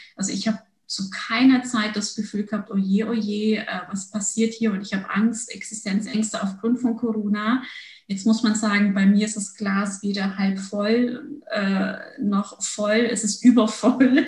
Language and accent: German; Germany; also born or lived in Turkey / Munich, Germany; bin mit sechs Jahren nach Deutschland gekommen